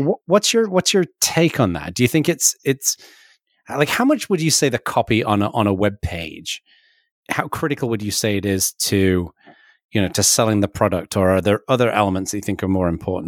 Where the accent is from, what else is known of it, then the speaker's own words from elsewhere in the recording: England, United Kingdom; now in California, United States; I'm English